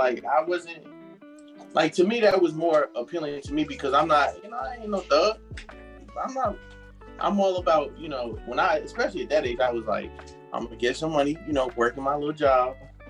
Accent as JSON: {"language": "English", "region": "New York", "country": "United States", "said": "I'm from New York, so of course I'm appealing to a New York-based rapper"}